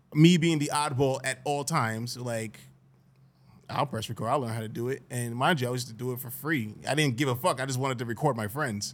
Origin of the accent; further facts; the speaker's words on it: Greenburgh, New York, United States; I love growing up in Greenberg